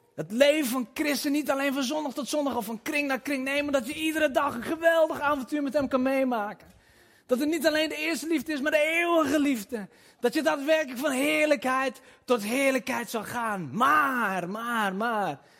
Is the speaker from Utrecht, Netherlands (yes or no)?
no; Twente, Overijssel, Netherlands; also born or lived in Nijvel (possibly Nijverdal), birthplace; Ik kom uit Twente